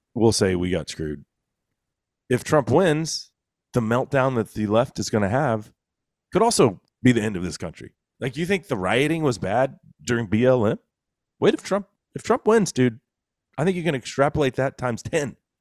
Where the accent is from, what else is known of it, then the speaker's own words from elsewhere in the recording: Texas, United States; as a Texan